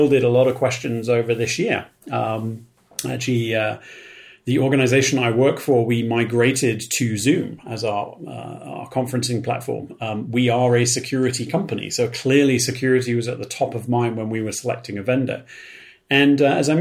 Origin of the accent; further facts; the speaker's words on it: United Kingdom; I'm from Britain.